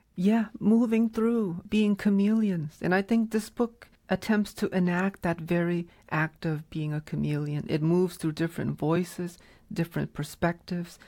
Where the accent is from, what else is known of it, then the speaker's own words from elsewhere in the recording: New England, United States; growing up in New England